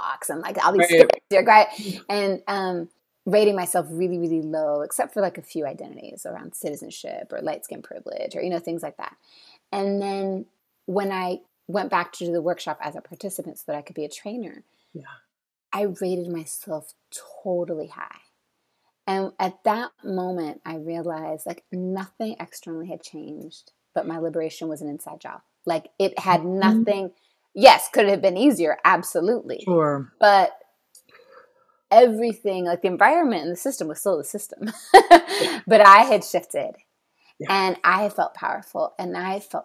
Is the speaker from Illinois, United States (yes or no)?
no; California, United States; moved away as an adult; also born or lived in San Francisco / Brooklyn, New York; I'm from California, which is like total driving culture